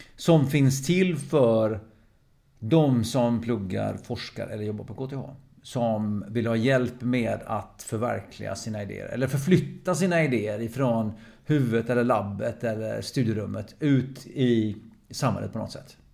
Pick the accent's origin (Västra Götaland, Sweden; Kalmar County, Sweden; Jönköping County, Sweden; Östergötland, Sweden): Västra Götaland, Sweden; Lysekil; moved away; also born or lived in Faroe Islands / Norway / Lidingö / Gothenburg; Så jag kom till Sverige som sex sexåring, ungefär sex och halvt åring. Kom jag till Lysekil, västkusten. Mm. Så växte upp som bohuslänning.